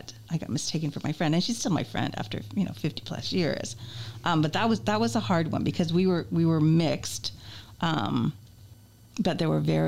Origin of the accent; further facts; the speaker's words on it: Berkeley, California, United States; moved away as an adult; also born or lived in San Francisco, California; now in Valparaiso, United States; I grew up in Berkeley, California in the 60s